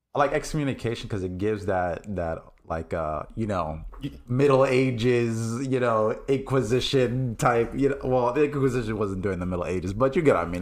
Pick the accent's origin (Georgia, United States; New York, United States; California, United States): New York, United States; New York City; I grew up in New York City